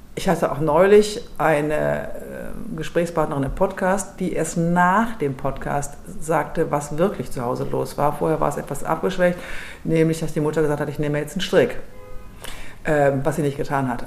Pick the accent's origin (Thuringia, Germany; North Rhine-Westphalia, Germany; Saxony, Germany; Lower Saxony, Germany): North Rhine-Westphalia, Germany; Düsseldorf; ich bin gebürtige Düsseldorferin